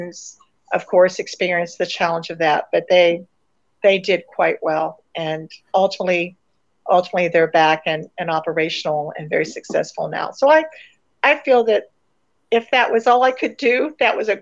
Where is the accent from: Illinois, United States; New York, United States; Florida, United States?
Florida, United States; Pensacola; moved away as an adult; I'm living back in my hometown